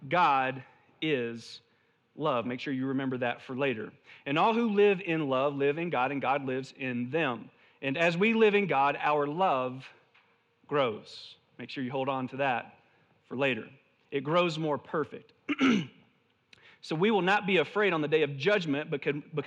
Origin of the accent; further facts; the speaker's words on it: the South, United States; moved away; I'm originally from the South